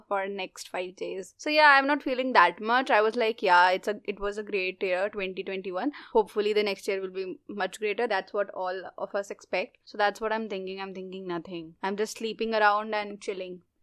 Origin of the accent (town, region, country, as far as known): India